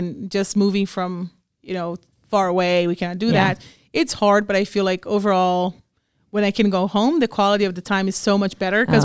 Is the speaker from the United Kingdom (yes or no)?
no; Brazil; moved away as an adult; also born or lived in Washington State, United States